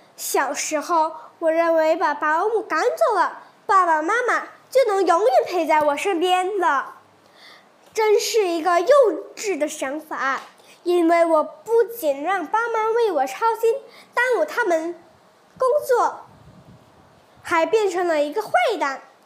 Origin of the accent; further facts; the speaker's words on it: Pahang, Malaysia; also born or lived in Kuantan; 今年十二岁，就读关丹高明琴华文学校。我出生于马西亚旁夯州，我住在关丹